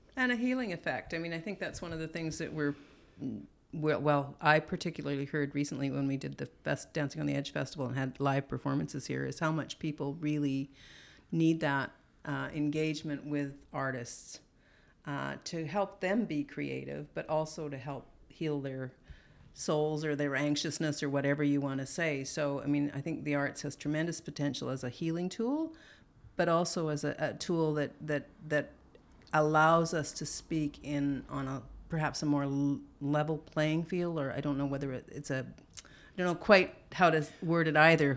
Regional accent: Alberta, Canada; moved away; growing up in Alberta

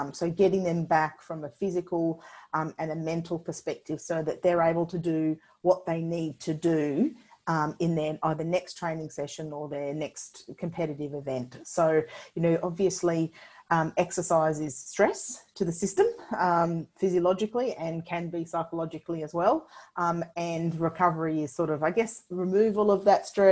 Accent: Sunshine Coast, Queensland, Australia; moved away as an adult; also born or lived in Birmingham, United Kingdom / Canberra; I grew up on the Sunshine Coast and moved to Canberra.

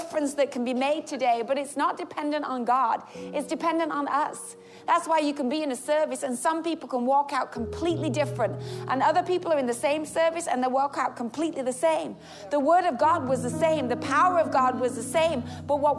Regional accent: England, United Kingdom; I'm English.

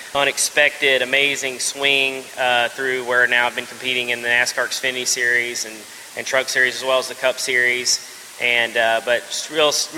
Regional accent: right outside of Nashville, Tennessee, United States; now in Charlotte, United States; I'm originally from Tennessee, right outside of Nashville. Now moved to basically Charlotte, North Carolina area

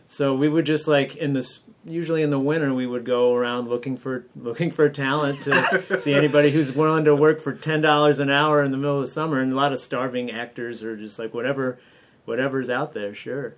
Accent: New Hampshire, United States; moved away as an adult; also born or lived in Columbus, Ohio; I grew up in New Hampshire

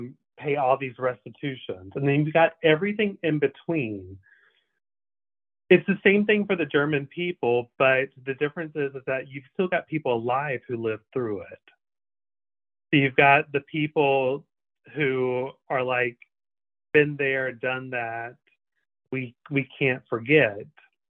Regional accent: Canada; I'm like, I didn't vote for him. I'm Canadian.

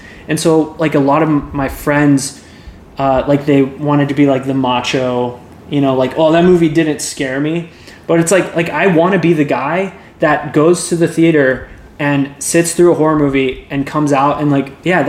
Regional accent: Keller, Texas, United States; I was born and raised in Keller

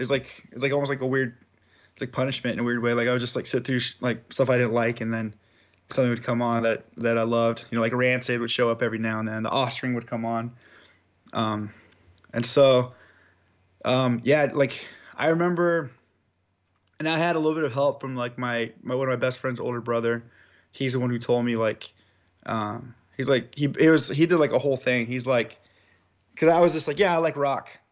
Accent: Southern California, United States; I'm from Southern California.

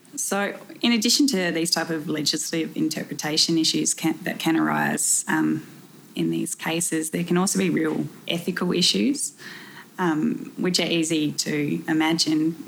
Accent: South Australia, Australia; moved away; I'm originally from South Australia

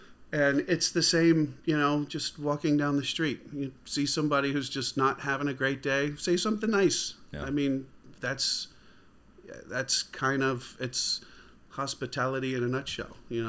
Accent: Baltimore, Maryland, United States; that was something that I'm sure you know growing up in Baltimore.

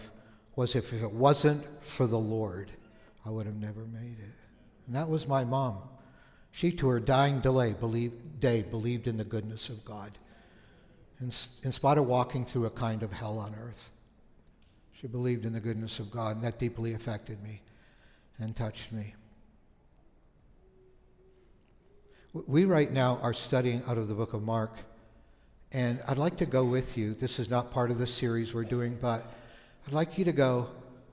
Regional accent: Thunder Bay, Ontario, Canada; moved away; We grew up in Canada, on the north side of the Lake Superior called Thunder Bay

